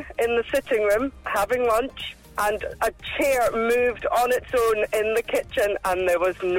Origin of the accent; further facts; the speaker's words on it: Perth, Scotland, United Kingdom; I'm from Perth.